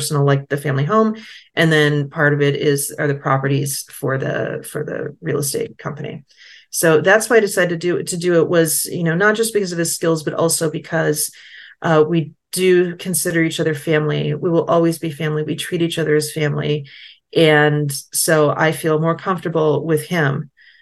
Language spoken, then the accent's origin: English; United States; now in France; I am American, but I'm not rich